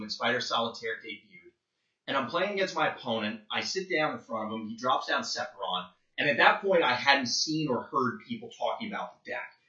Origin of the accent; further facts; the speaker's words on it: New Jersey, United States; I'm originally from Jersey